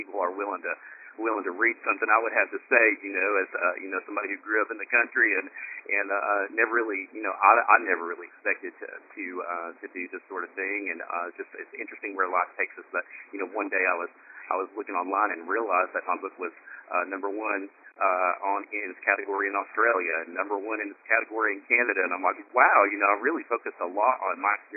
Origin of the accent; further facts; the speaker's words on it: Appalachia, Tennessee, United States; I grew up in Tennessee, in the hills of Appalachia